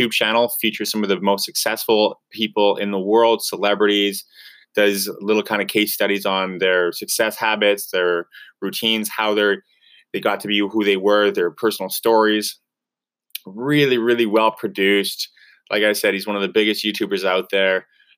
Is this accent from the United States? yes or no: no; Canada; We're both from Canada.